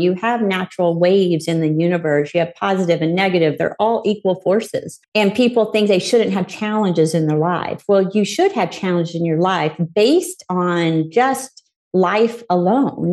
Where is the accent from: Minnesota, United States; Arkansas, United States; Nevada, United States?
Arkansas, United States; I was born in Arkansas to two parents that we were what you probably consider poor.